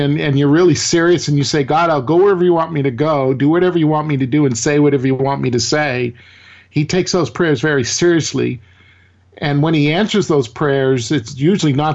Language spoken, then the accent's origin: English; Maine, United States; now in Mississippi, United States; I grew up in northern New England. I'm originally from Maine. I now live in Mississippi.